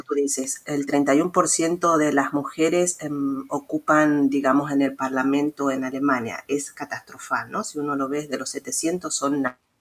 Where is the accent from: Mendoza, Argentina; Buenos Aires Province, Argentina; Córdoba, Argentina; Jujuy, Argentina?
Mendoza, Argentina; moved away as an adult; also born or lived in San Luis, Argentina; now in Leipzig, Germany; en Argentina, en mi ciudad natal, en Mendoza